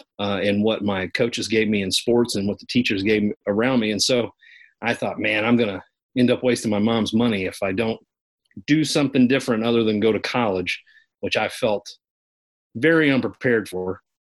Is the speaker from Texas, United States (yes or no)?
no; Kentucky, United States; accent: Kentucky country; I'm a hillbilly. But when I talk to my mom on the phone, my Kentucky country accent comes way out.